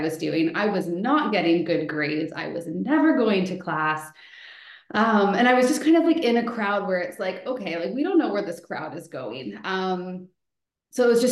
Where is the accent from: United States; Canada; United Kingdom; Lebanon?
Canada; Elora, Ontario; also born or lived in Toronto; I'm from Elora area